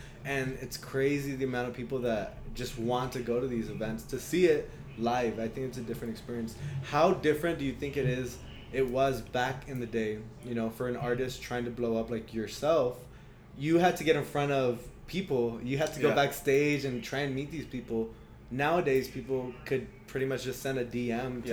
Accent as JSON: {"language": "English", "town": "El Paso", "region": "Texas", "country": "United States", "also_born_or_lived": "Miami", "moved": "as an adult"}